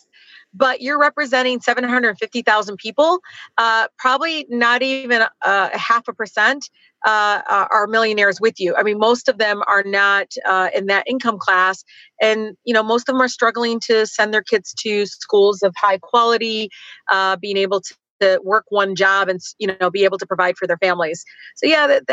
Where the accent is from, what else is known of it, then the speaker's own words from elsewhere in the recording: Detroit, Michigan, United States; growing up in Detroit